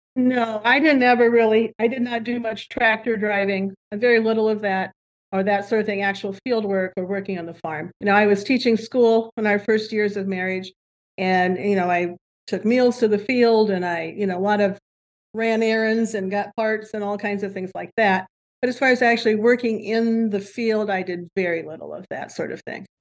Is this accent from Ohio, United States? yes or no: yes; Archbold, Ohio, United States; I grew up here in Archbold in Northwest Ohio